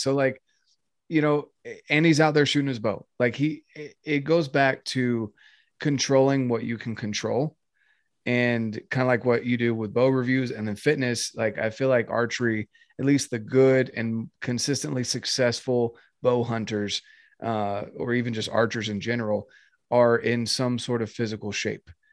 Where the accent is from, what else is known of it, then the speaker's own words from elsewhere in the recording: North Carolina, United States; moved away as an adult; now in Utah, United States; I'm from North Carolina, born and raised. Oh yeah. Um, yeah, till I was 18, and that's when I came out to Utah